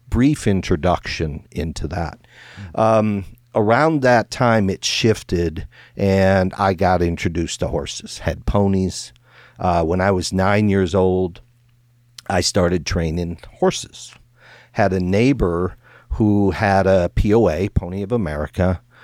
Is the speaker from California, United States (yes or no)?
no; Iowa, United States; when I grew up in Iowa